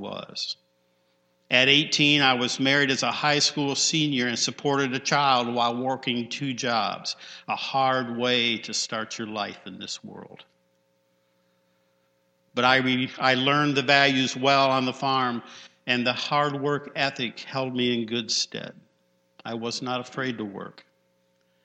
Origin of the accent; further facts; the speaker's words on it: Penfield, United States; growing up in Penfield next to Bailey Park